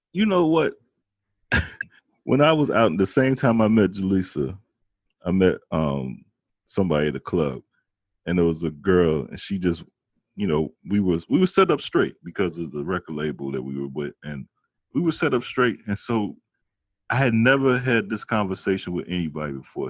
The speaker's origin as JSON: {"language": "English", "town": "Chicago", "region": "Illinois", "country": "United States", "said": "I'm from Chicago"}